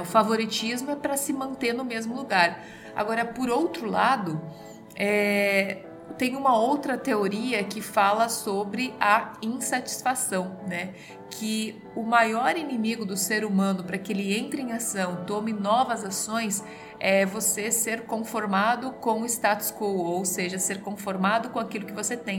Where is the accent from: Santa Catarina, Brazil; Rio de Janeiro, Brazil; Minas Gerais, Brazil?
Santa Catarina, Brazil; eu sou da região de Santa Catarina